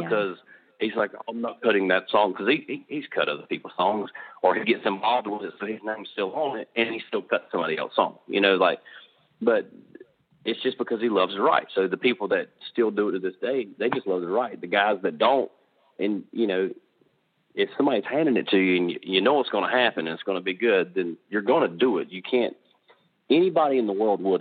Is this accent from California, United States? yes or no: no; Charlotte, North Carolina, United States; I'm from the Charlotte area of North Carolina